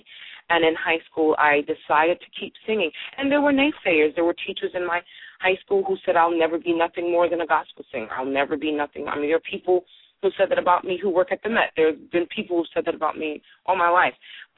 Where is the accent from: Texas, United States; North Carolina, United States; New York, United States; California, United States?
New York, United States; Brooklyn; I was a kid from Brooklyn, had no idea what I was getting myself into